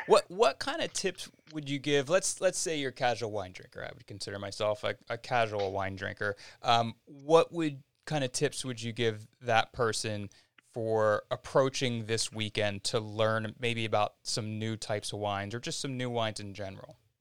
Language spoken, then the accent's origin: English; United States; I grew up outside of Philadelphia